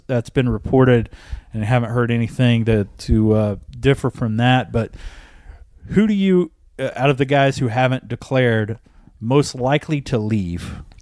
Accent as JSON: {"language": "English", "town": "Oklahoma City", "region": "Oklahoma", "country": "United States", "tie": "born or raised there", "said": "I grew up in Northwest Oklahoma City watching a lot of O U basketball"}